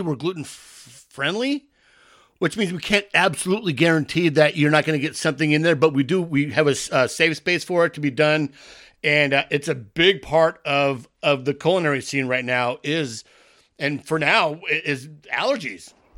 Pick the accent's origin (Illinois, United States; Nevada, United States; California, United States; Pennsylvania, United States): California, United States; San Diego; born and raised in San Diego